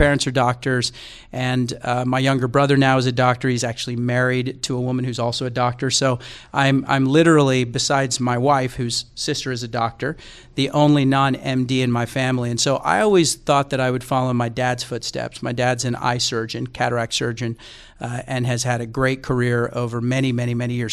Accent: Texas, United States; moved away as an adult; also born or lived in New York City; now in Bay Area, United States; I grew up in Texas

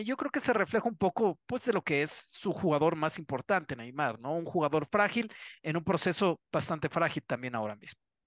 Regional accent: Mexico; yo, como mexicano

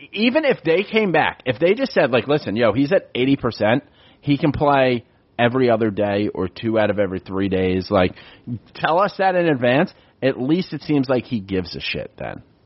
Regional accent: New York City, New York, United States; now in Philadelphia, United States; I'm born and raised in the Bronx

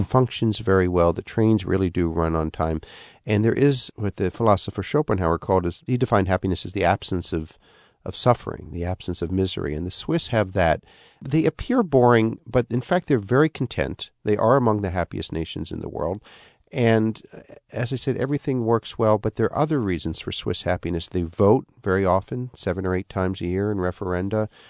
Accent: United States; as an American

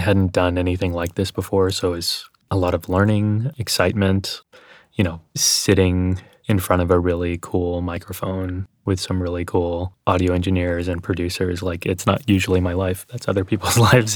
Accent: Texas, United States; accent: Texas; when I was growing up in Texas

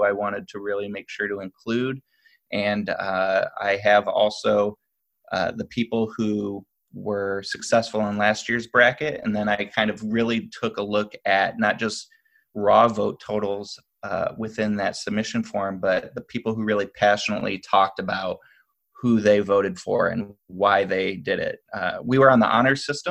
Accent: Toledo, Ohio, United States; I grew up in Ohio, actually, Toledo

